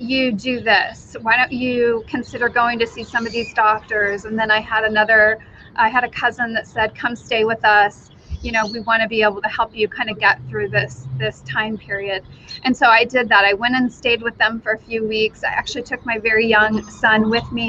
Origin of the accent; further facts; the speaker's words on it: Wyoming, United States; now in Idaho, United States; I currently live in Idaho. Originally, I grew up in Wyoming, so not too far away from Idaho